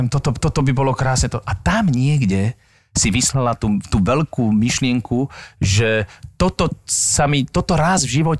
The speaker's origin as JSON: {"language": "Slovak", "region": "Moravia", "country": "Czechia", "tie": "born or raised there", "said": "ja som vyrastal vlastne na Morave a tí Moraváci boli takíto ľudia"}